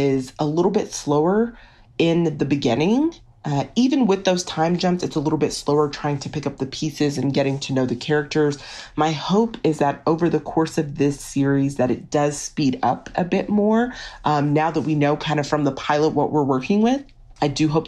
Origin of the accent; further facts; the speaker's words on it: Texas, United States; I'm from Texas